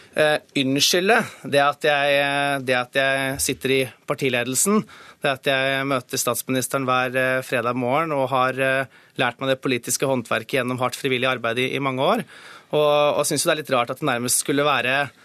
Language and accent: Norwegian; Hedmark, Norway; hjemfylket mitt.